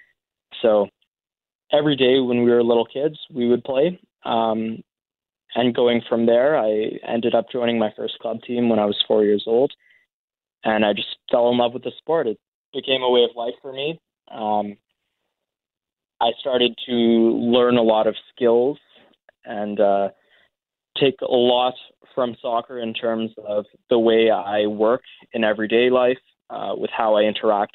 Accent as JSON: {"language": "English", "town": "Winnipeg", "region": "Manitoba", "country": "Canada", "tie": "born or raised there", "moved": "as an adult", "lives_now": "Toronto, Canada", "said": "I was born and raised in Winnipeg"}